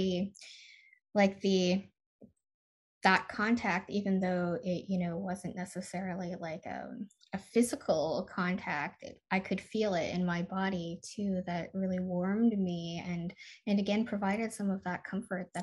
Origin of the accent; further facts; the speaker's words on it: Michigan, United States; now in California, United States; I grew up in Michigan